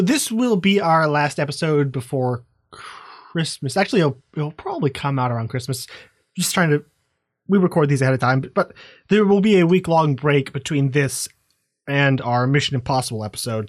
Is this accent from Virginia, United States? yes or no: yes; Virginia, United States; moved away as an adult; now in Phoenix, United States; I grew up in Virginia